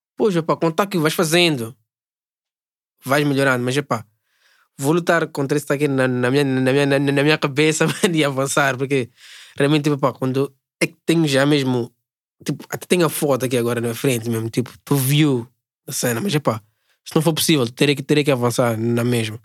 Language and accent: Portuguese; Mozambique